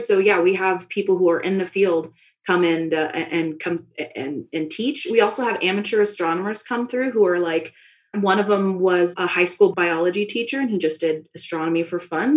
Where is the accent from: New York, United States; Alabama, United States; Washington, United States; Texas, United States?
Texas, United States; Dallas; moved away as an adult; now in Flagstaff, United States; I'm originally from Dallas, Texas